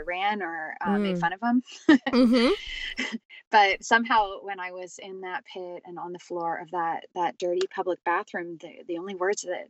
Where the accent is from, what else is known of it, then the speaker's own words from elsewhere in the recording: California, United States; I grew up in California